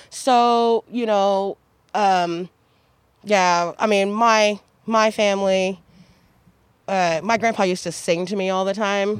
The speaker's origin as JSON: {"language": "English", "town": "Wichita", "region": "Kansas", "country": "United States", "moved": "yes", "lives_now": "Eugene, United States", "said": "I'm from Wichita, Kansas"}